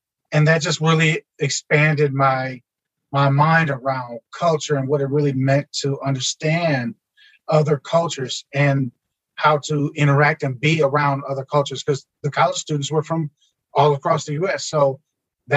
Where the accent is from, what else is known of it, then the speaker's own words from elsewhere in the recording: Milwaukee, Wisconsin, United States; growing up in Milwaukee, we didn't have a whole lot